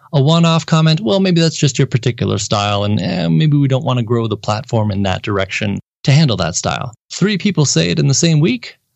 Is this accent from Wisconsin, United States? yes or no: yes; Milwaukee, Wisconsin, United States; moved away as an adult; also born or lived in Madison, Wisconsin / St. Louis, Missouri; born and raised in Milwaukee, Wisconsin area